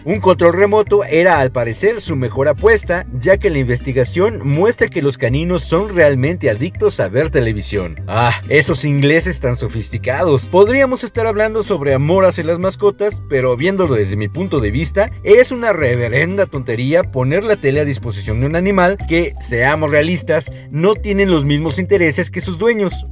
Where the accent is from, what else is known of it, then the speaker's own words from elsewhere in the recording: Mexico; Todos en Planeta Caos somos mexicanos y amamos nuestra cultura y nuestras tradiciones.